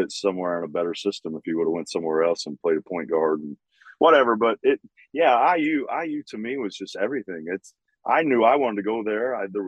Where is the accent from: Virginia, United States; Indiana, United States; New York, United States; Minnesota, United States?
Indiana, United States; Bedford; also born or lived in Bloomington, Indiana; growing up in Bedford